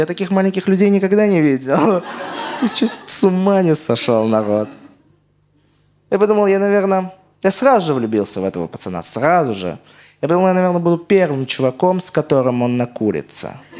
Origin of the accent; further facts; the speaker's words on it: Armenia; я армянин